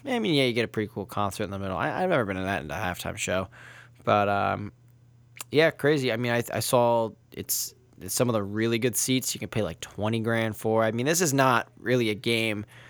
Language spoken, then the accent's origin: English; Brick, New Jersey, United States; I'm from Brick